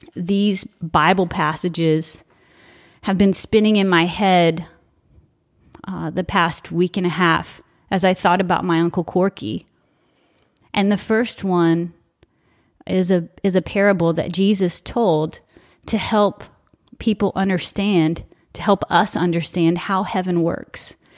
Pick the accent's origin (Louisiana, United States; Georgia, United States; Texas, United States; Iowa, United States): Louisiana, United States; South; I'm from South Louisiana